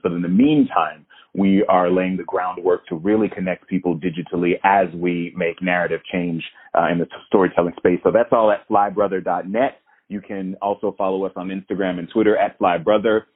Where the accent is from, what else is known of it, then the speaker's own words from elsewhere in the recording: Florida, United States; moved away; I'm from Florida originally